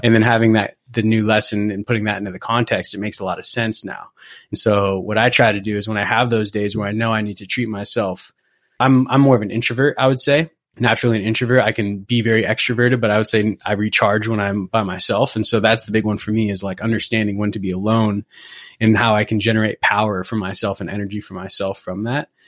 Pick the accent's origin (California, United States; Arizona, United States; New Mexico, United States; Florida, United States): California, United States; Newport Beach; moved away as an adult; also born or lived in Berkeley / New York City / San Francisco Bay Area; now in Bay Area, United States; Originally, I grew up in, in Southern California. I grew up in Newport Beach